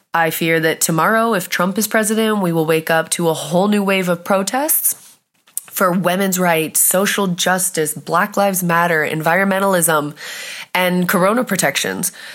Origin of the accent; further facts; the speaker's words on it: California, United States; now in Germany; from California